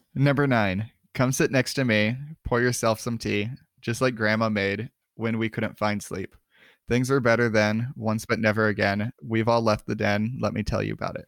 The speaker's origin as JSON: {"language": "English", "town": "Miami", "region": "Arizona", "country": "United States", "tie": "born or raised there", "said": "I grew up in Miami, but it was a small mining town in eastern Arizona"}